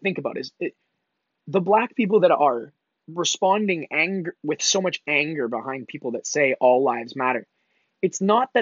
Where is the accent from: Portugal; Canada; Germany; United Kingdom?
Canada; Mississauga, Ontario; I'm originally from and born and raised in Canada. I'm from Mississauga, just outside of Toronto, Canada